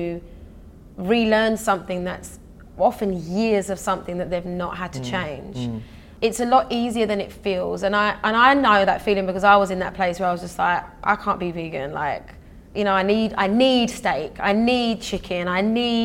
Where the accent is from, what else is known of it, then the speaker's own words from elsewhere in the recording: Essex, East of England, United Kingdom; also born or lived in London; So I grew up in Essex, and my school was very multicultural